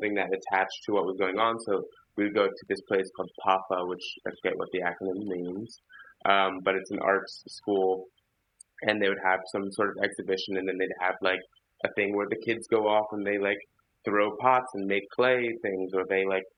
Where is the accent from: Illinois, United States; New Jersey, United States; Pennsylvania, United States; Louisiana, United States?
Pennsylvania, United States; Philadelphia; when I was growing up in Philadelphia